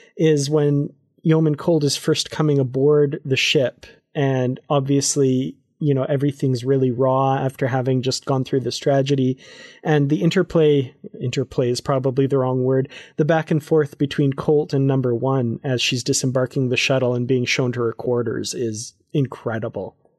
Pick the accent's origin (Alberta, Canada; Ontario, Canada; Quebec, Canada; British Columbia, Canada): Alberta, Canada; Grande Prairie; I'm there from Grand Prairie, Alberta, Canada